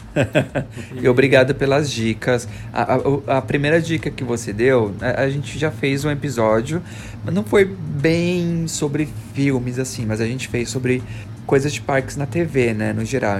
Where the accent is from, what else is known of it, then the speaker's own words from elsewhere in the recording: Osasco, São Paulo, Brazil; moved away as an adult; Osasco minha cidade natal